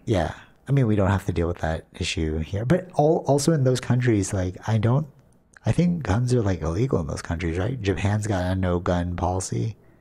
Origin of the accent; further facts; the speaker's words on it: Canada; we, as Canadian